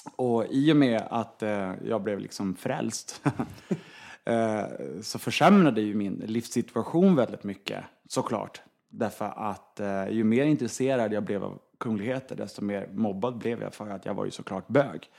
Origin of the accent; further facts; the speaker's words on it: Norrland inland, Sweden; jag är uppvuxen i Norrlands inland